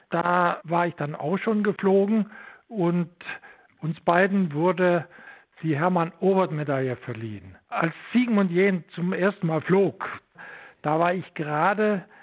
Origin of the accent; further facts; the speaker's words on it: Saxony, Germany; moved away as an adult; now in Stuttgart, Germany; weil ich in der DDR nicht Physik studieren durfte und das wollte ich unbedingt. Und so bin ich aus dem Vogtland am Ende in Stuttgart angelangt